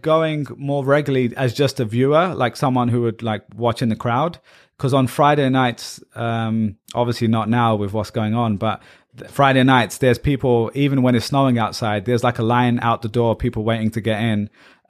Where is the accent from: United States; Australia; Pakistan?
Pakistan; And then also in our household, you know, we're Pakistani.